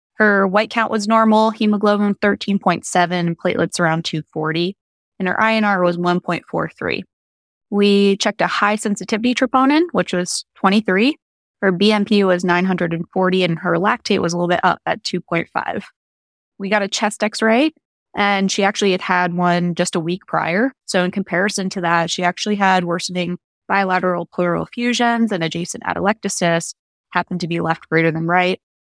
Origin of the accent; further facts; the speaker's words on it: upstate New York, United States; moved away; I'm originally from upstate New York